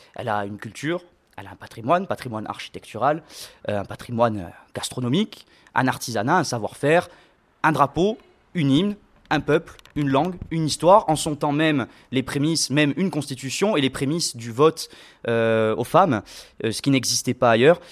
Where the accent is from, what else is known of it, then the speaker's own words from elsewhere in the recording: Corsica, France; nous, en tant que Corse